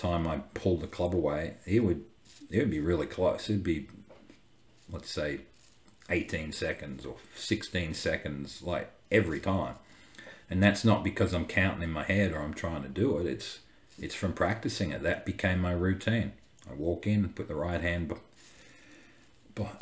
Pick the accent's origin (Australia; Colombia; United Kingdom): Australia; growing up in Australia